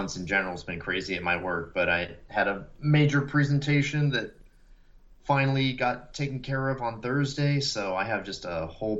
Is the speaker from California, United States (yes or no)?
yes; California, United States; moved away as an adult; growing up in California and then moving out here 10 years ago